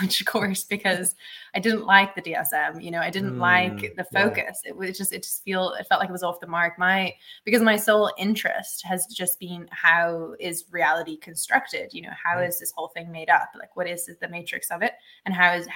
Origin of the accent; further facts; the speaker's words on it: Ireland; moved away; also born or lived in Africa; I had to go back to my home country. So I went back to Ireland